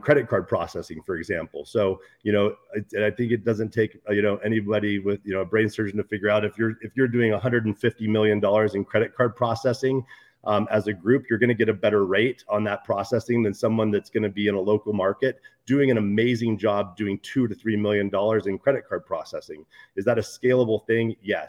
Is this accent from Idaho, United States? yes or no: yes; Idaho, United States; I grew up in Idaho, you know, on a small town. I grew up in a small town on the border of Oregon and Idaho with 10,000 people in it.